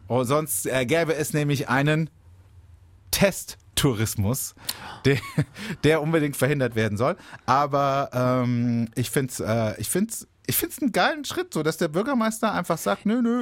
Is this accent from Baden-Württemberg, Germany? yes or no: yes; Baden-Baden, Baden-Württemberg, Germany; bei uns in Baden-Baden